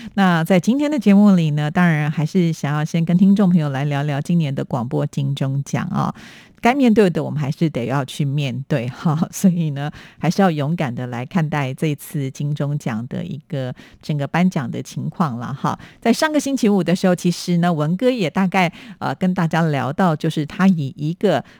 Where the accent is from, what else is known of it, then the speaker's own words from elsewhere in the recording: Taipei, Taiwan; 我的出生地是在台北